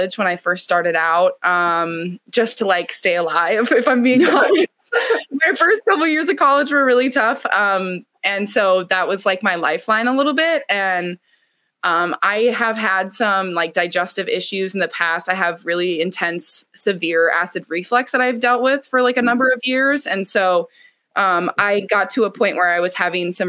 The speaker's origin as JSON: {"language": "English", "region": "Wisconsin", "country": "United States", "said": "I'm from Wisconsin"}